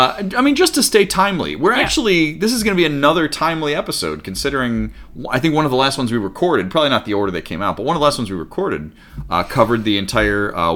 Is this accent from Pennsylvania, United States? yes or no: yes; Pennsylvania, United States; I'm from Pennsylvania